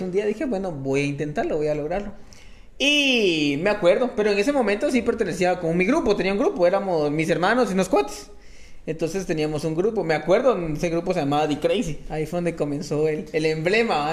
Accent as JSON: {"language": "Spanish", "town": "Guatemala City", "region": "Guatemala Department", "country": "Guatemala", "tie": "born or raised there", "said": "normalmente todo fue en zona 5. Ah, Tuve mis momentos en zona 7, no fue mucho, pues, o sea, era por momentos, pero normalmente sí en zona 5. Ahí estudié, ahí me gradué, ahí crecí"}